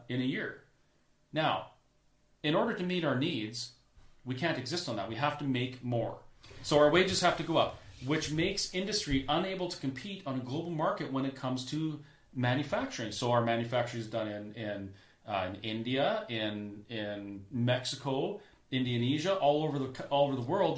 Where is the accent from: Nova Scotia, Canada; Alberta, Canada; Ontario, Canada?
Alberta, Canada; as a Canadian